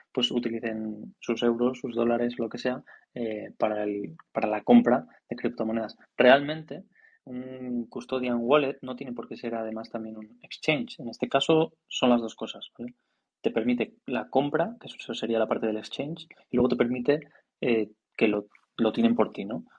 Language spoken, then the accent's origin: Spanish; Spain; now in China; yo soy español y tengo pasaporte español